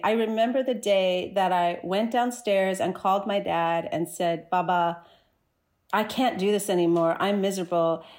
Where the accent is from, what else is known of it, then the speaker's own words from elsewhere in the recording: New Jersey, United States; moved away as an adult; also born or lived in Chicago, United States; now in Toronto, Canada; I grew up in New Jersey